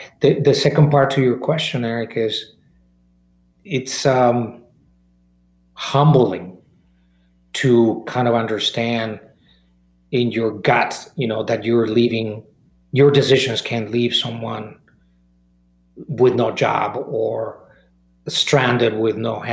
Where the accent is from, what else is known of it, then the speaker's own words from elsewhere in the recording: Mexico; moved away; I was born and raised in Mexico